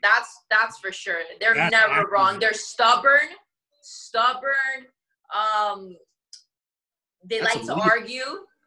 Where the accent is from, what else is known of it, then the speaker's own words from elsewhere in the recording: New York, United States; we're from New York